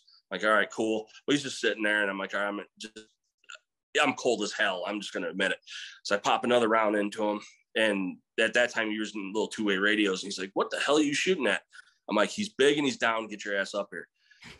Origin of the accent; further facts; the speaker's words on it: Central New York, United States; also born or lived in Missouri; now in Texas, United States; Growing up in Central New York